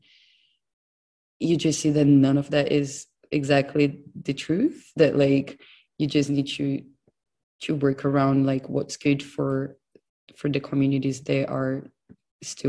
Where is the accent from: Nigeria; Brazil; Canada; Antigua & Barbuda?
Brazil; moved away as an adult; also born or lived in Los Angeles, United States / London, United Kingdom; now in Newcastle, United Kingdom; I'm originally from Brazil. I'm now based in Newcastle